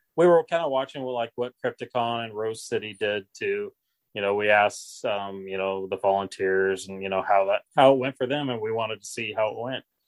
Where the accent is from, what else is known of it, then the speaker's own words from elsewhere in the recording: Seattle, Washington, United States; growing up in Seattle in the '80s and early '90s